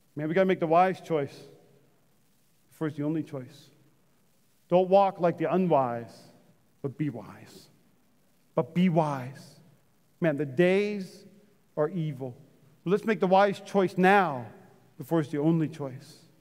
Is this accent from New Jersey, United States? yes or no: no; Fargo, North Dakota, United States; I grew up in North Dakota in Fargo